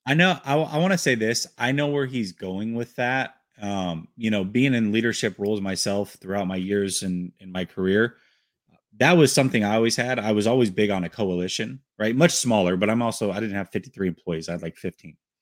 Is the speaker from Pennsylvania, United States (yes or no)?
no; Portland, Oregon, United States; I grew up in Portland, Oregon.